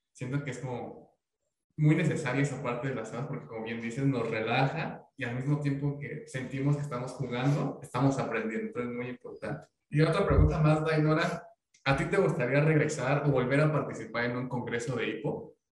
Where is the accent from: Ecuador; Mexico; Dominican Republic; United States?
Mexico; nosotros que somos de México